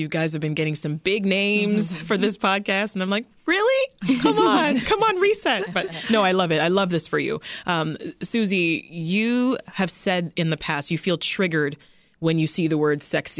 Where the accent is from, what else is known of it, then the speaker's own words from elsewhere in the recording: Canada; I mean, as a Canadian, it makes me think of what I grew up with, right?